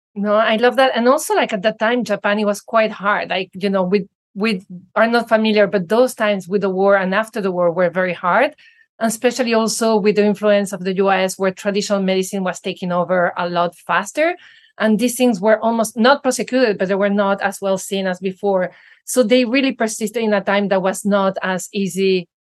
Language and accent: English; Venezuela; moved away; I grew up in Venezuela